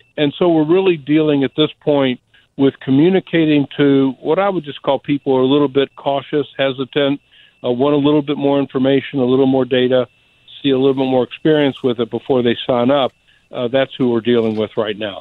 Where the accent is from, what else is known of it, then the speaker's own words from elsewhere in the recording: Alabama, United States; I'm living in a rural state. I'm from Alabama